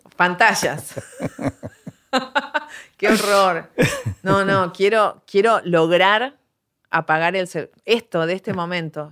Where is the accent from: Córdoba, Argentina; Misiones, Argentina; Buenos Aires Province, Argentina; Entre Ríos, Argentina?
Buenos Aires Province, Argentina; Bella Vista; Yo crecí en Bellavista